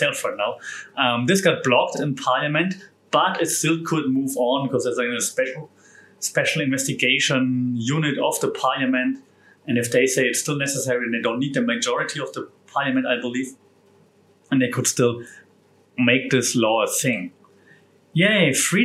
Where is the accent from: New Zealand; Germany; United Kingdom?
Germany; moved away; my home country of Germany